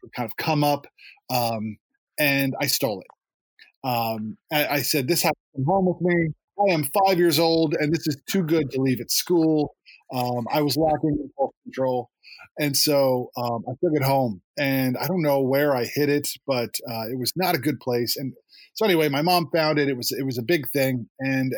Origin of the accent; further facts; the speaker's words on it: Lower Macungie, Pennsylvania, United States; also born or lived in Somerville, New Jersey; I moved here in 1983 from Somerville, New Jersey, and we moved to Lower Macungie